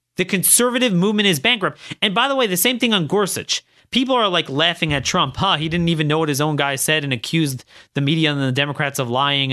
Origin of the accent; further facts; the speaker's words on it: Maryland, United States; I'm, I'm from Maryland.